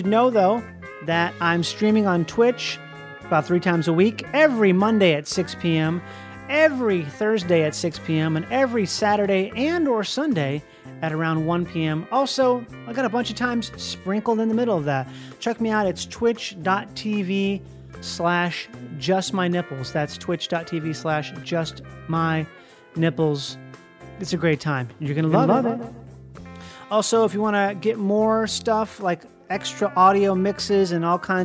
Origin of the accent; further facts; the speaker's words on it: Minnesota, United States; now in Los Angeles, United States; I grew up in Minnesota